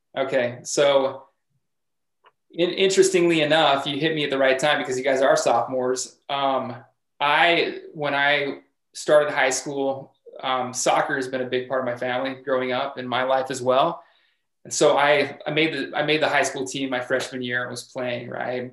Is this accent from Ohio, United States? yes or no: no; Logan, Utah, United States; I am from Cache Valley, born and raised here in Logan